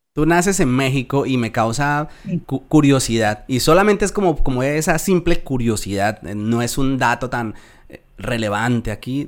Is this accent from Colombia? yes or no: yes; Colombia; accent: Colombian; moved away as an adult; now in Spain; mi acento se conserva muy bien eh, en cuanto al colombiano